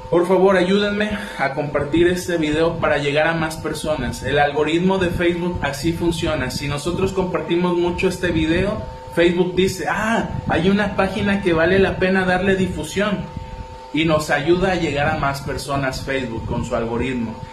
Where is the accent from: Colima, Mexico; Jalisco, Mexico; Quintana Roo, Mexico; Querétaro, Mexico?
Colima, Mexico; Villa de Álvarez; 4 de octubre, que acá en Villa de Álvarez, de donde yo soy, se, festeja algo que se llama el Día de las Empanadas